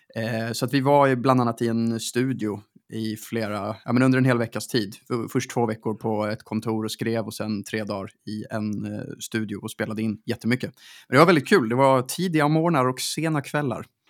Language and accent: Swedish; Stockholm, Stockholm County, Sweden; där jag växte upp, alltså runt Sankt Eriksplan